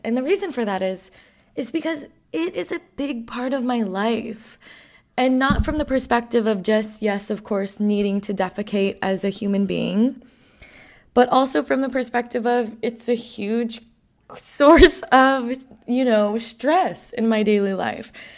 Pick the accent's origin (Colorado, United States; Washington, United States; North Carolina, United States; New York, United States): New York, United States; I grew up around the World Trade Center post nine eleven